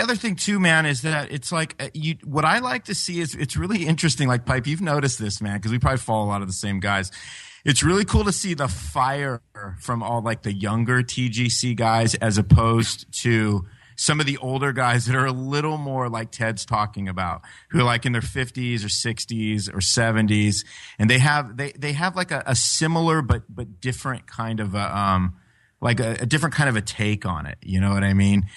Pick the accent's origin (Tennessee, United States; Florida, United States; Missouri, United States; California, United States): California, United States; I was European guy from California